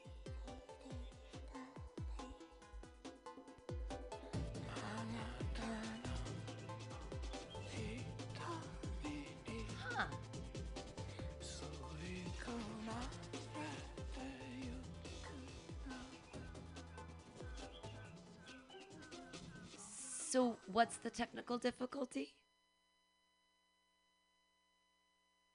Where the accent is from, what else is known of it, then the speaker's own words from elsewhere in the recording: Danville, United States; I grew up in Danville